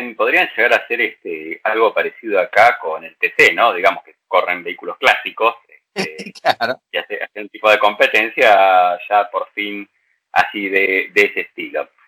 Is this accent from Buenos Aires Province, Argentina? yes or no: yes; San Isidro, Buenos Aires Province, Argentina; Yo soy nacido en el anterior hospital de San Isidro, no en el actual